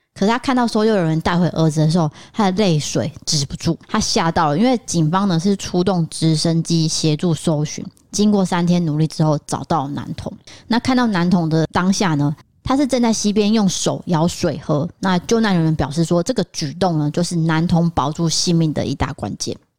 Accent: northern Taiwan, Taiwan; also born or lived in Tainan; 我是台南出生的，不过我都是在北部长大

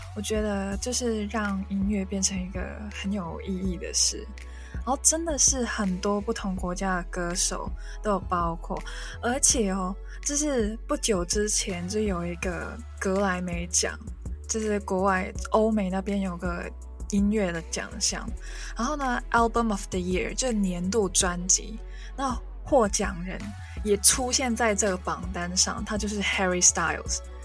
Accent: Hong Kong; first language Cantonese; Chinese is a second language; 一个母语是广东话的香港人

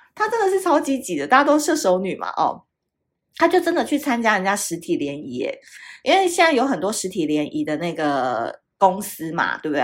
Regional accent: Tainan, Taiwan; now in Taipei, Taiwan; 台南就是大家都知道是我的故乡嘛，那虽然我，我长期是住在台北，但是呢，我哥哥他们一家人都还住在台南

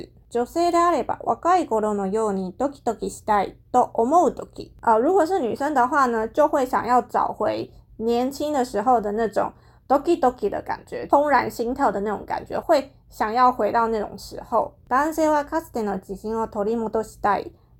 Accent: Taiwan; 日本人他们的脑回路、他们的思想跟一般的华人，像可能像跟我们台湾人比起来，真的是非常不一样。

